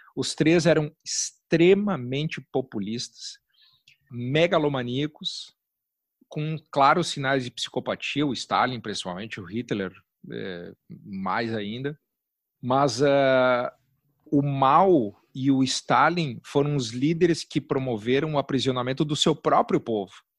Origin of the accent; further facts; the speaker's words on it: Caxias do Sul, Rio Grande do Sul, Brazil; moved away as an adult; also born or lived in Wales; now in Porto Alegre, Brazil; moro aqui em Porto Alegre, eu sou de Caxias, moro aqui há 20, 22 anos